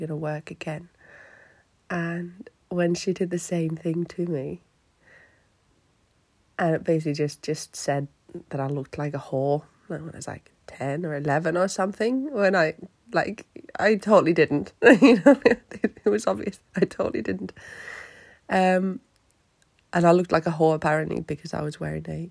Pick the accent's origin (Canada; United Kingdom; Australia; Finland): Finland; English is a second language; moved away; me being Finnish